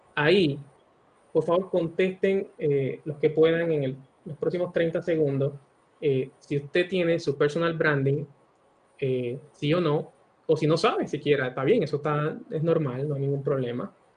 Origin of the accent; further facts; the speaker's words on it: Barceloneta, Puerto Rico; moved away as an adult; also born or lived in Mayagüez, Puerto Rico / San Juan, Puerto Rico / Pennsylvania / Florida; now in Panama; yo nací y me crié en Puerto Rico, eh, principalmente en Barceloneta